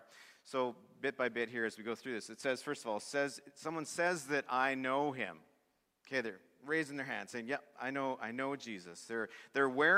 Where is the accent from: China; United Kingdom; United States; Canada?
Canada; Swift Current, Saskatchewan; he played hockey in my hometown of Swift Current